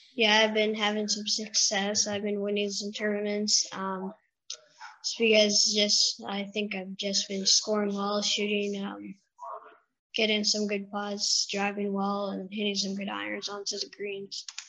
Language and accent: English; Russell, Ontario, Canada; I'm from Russell, Ontario, and I, um, just outside of Ottawa